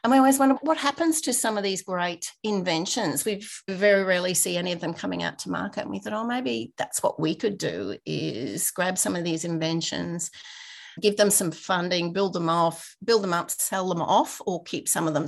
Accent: Rockhampton, Queensland, Australia; moved away as an adult; now in Brisbane, Australia; I grew up in a regional town. So I am from Rockhampton, so eight hours north. Lived there for about 25 years before I moved out and came to Brisbane.

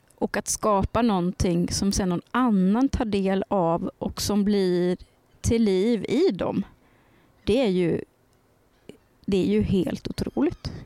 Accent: Värmland, Sweden; jag är från Värmland

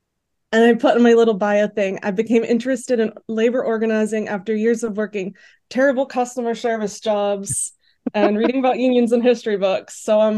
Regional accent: Clarksburg, West Virginia, United States; I'm from Clarksburg, West Virginia

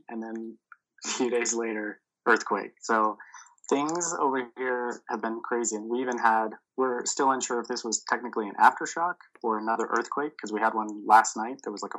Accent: Utah, United States; as you said, I'm from Utah. I live in Salt Lake City, more specifically.

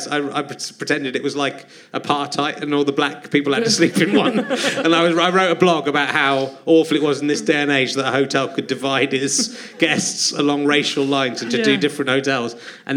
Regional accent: West Country, South West England, United Kingdom; I'm from the West Country.

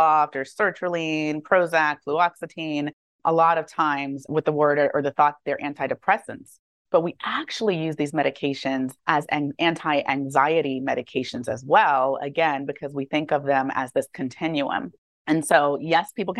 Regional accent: Maryland, United States; also born or lived in Atlanta, Georgia; I grew up actually in Maryland

